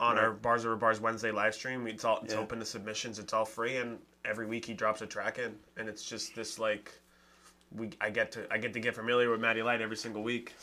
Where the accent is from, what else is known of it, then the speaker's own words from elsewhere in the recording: Boston, Massachusetts, United States; moved away as an adult; now in New Hampshire, United States; I grew up in Roxbury